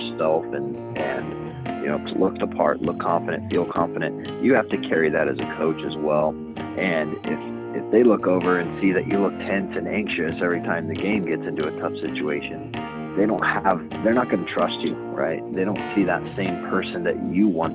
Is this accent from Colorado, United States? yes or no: yes; Fort Collins, Colorado, United States; also born or lived in Denver, Colorado; I am from Fort Collins, Colorado. I grew up there, went to high school there